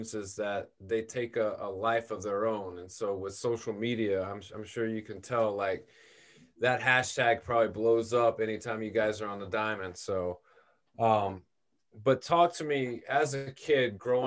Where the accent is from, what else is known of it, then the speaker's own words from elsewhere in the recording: Memphis, Tennessee, United States; moved away as an adult; I'm from Memphis. I grew up there, lived there